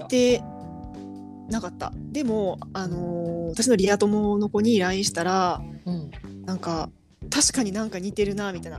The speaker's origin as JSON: {"language": "Japanese", "region": "Kansai", "country": "Japan", "said": "関西人やから"}